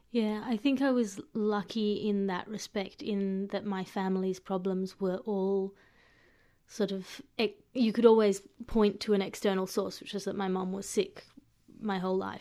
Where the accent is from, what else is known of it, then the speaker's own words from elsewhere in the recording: Australia; an Australian coming to an, uh, to an American city